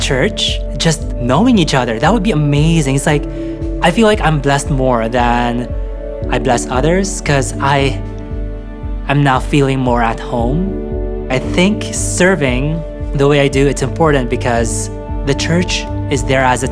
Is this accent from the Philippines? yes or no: yes; Philippines; now in Canada; I grew up in the Philippines